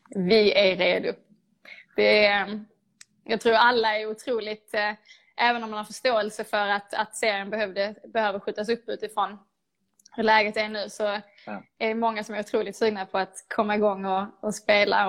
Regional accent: Lomma, Skåne, Sweden; Jag började spela fotboll i GIF Nike, i Lomma, där jag är uppvuxen

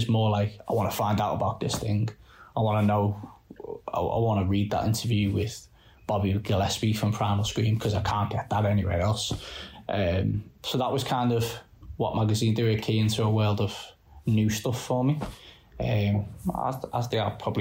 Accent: just outside Liverpool, North West England, United Kingdom; I'm from just outside, and from a new town

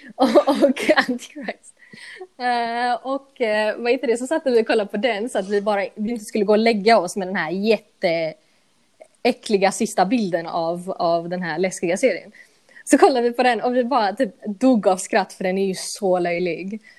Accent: Gothenburg, Västra Götaland, Sweden; Swedish is a second language; moved away as an adult; also born or lived in United States / United Kingdom; jag växte upp i Angered

